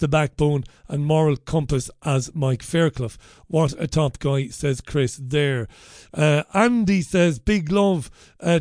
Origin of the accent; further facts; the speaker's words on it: Waterford, Munster, Ireland; growing up in Waterford as a young lad